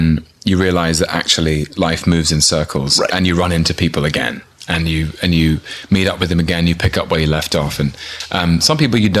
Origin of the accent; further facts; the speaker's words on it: London, United Kingdom; I was born in London in 1981.